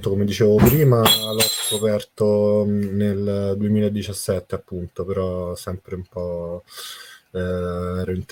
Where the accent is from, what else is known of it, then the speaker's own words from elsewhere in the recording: Rome, Lazio, Italy; born there; mi presento … sono nato a Roma 31 anni fa